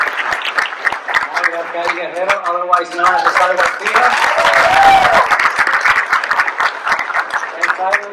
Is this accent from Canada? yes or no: no; Puerto Rico; I'm from Puerto Rico